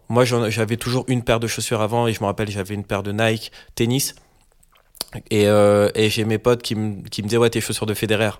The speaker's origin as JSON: {"language": "French", "town": "Paris", "region": "Île-de-France", "country": "France", "said": "je suis parisien"}